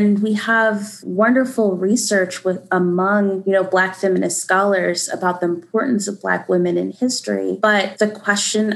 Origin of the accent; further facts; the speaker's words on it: the South, United States; moved away; as a Southerner, I love being from the South